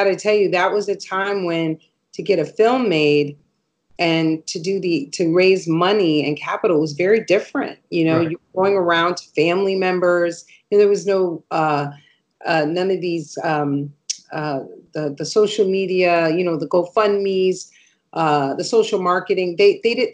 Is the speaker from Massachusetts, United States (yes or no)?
yes; Massachusetts, United States; moved away as an adult; now in New York, United States; I'm from Massachusetts